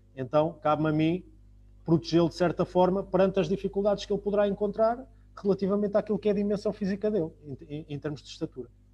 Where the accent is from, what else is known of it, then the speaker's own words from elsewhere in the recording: Portugal; isso faz parte de nós, enquanto portugueses